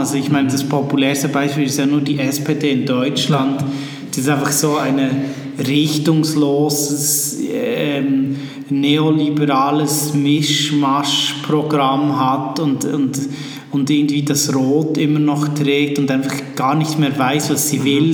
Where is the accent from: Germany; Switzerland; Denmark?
Switzerland; also born or lived in Bern; ich bin aus der Schweiz